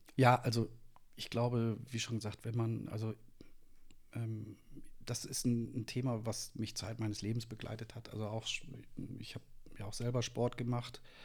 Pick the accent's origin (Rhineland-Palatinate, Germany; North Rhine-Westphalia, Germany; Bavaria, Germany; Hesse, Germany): North Rhine-Westphalia, Germany; Münster; moved away as an adult; also born or lived in Nuremberg; now in Wolfsburg, Germany; bin äh, geboren in Münster in Westfalen